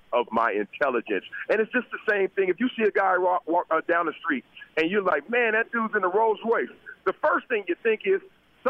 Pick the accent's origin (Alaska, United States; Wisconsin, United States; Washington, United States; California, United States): California, United States; Compton; Like I grew up with this perception that since I was from Compton, I had to be this gangster or I had to be an entertainer or athlete.